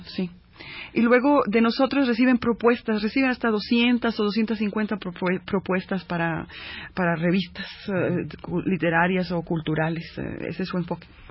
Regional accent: Chicago, Illinois, United States; also born or lived in Coahuila, Mexico; yo como ah, chicana ah, criada en, Chicago, eh, originaria de Coahuila

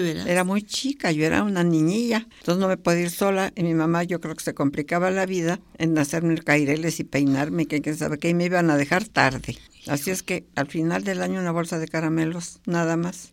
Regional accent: Mexico City, Mexico; also born or lived in Pachuca, Hidalgo / Chapingo; nos vinimos para México, así es que yo debo haber vivido ahí hasta los cinco o seis años, como seis años, porque llegué aquí a ser otra vez el primero de, primaria

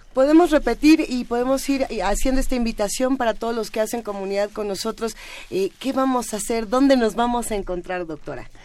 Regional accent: Mexico

